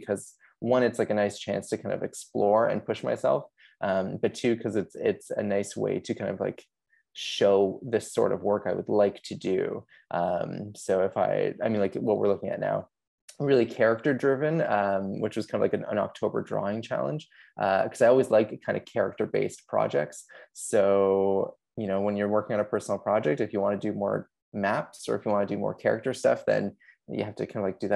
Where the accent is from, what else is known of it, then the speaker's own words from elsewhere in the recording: Kitchener, Ontario, Canada; also born or lived in Australia; I'm from Kitchener, Ontario in Canada